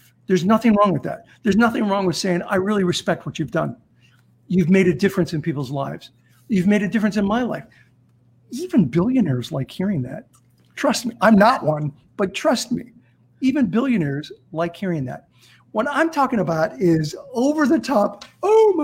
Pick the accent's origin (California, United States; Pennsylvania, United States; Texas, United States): California, United States; Azusa; also born or lived in South Central LA; I grew up in Azusa, California